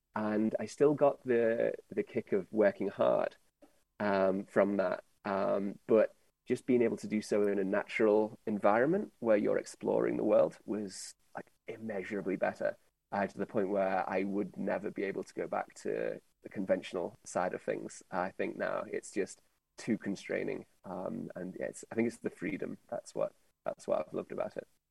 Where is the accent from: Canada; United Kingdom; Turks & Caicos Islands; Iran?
United Kingdom; now in Europe; as a Brit